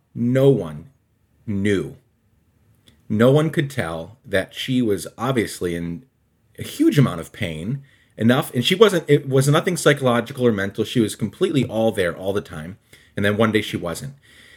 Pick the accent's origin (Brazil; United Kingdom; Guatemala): Guatemala; I grew up in Guatemala. My parents were missionaries there.